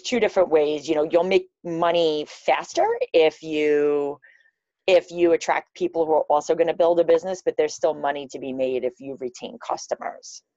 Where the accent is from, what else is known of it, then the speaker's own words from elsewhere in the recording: New York City, New York, United States; I'm from Queens, New York